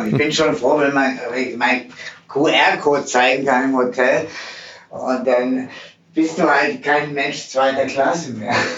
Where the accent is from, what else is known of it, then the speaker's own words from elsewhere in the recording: Swabia, Germany; ich bin geboren im Schwabenländle